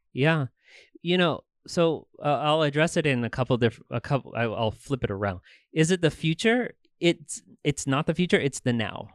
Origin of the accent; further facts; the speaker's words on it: Tucson, Arizona, United States; I was actually born and raised here in Tucson